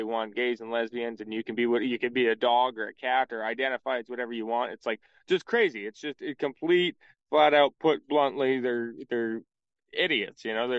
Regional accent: Montana, United States; You know, growing up in Montana, I never experienced, you know, I was never around a lot of Jewish people.

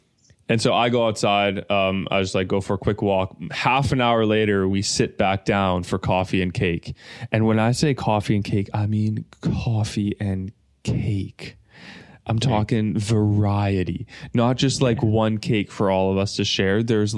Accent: Germany; My hometown is Germany, yeah.

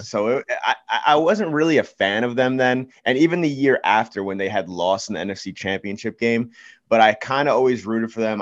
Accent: East Coast, United States; I am actually from the East Coast

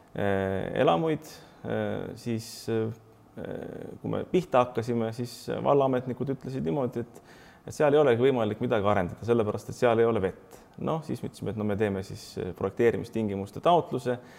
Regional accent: Estonia

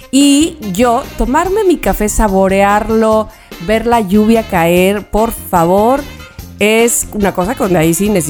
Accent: Veracruz, Mexico; Por favor, pero ¿de qué estamos hablando? Soy jarocha. Entonces aquí, por ejemplo, el lechero con una bomba es una cosa deliciosa.

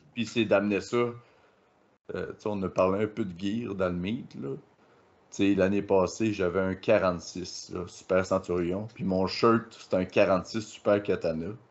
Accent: KRTB, Quebec, Canada; au KRTB dans mon patelin

